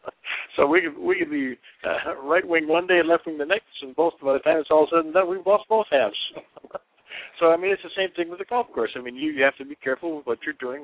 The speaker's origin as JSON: {"language": "English", "region": "Michigan", "country": "United States", "tie": "born or raised there", "moved": "yes", "lives_now": "Arizona, United States", "said": "you and I both grew up in Michigan"}